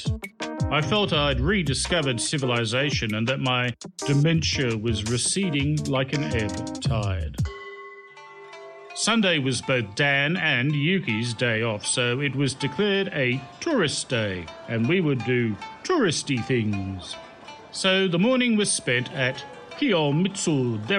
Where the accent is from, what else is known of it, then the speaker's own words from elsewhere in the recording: Australia; also born or lived in Ganyu, China; now in China; I was from Australia